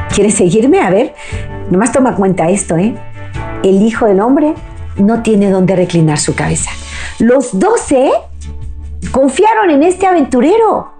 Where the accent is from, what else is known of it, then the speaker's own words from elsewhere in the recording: Mexico; mi país México